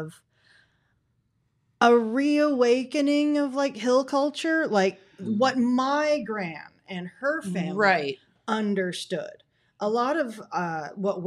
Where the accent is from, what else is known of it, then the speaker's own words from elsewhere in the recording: South Shore, Kentucky, United States; moved away as an adult; I grew up in South Shore literally knee deep in the river mud